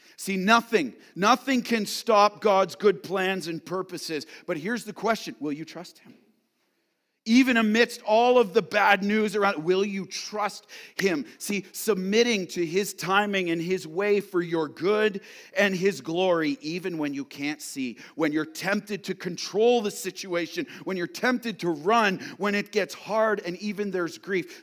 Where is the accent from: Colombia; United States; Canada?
Canada; London, Ontario; now in Ottawa, Canada; My wife and I are from London, Ontario, but if there was a s, this census was ordered, even though we live in Ottawa, we'd have to go back to London, Ontario, where we were born